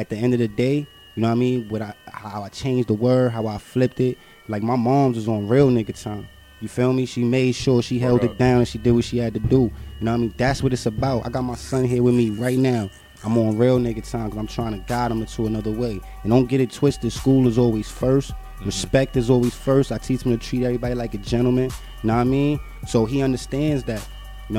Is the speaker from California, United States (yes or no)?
no; New York City, New York, United States; I'm from Brooklyn